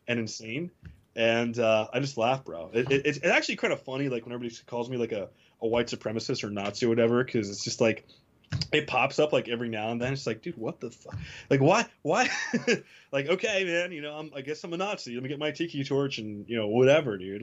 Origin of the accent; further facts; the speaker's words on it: Tavernier, Florida, United States; also born or lived in New Jersey; my hometown Dairy Queen, where I used to go after school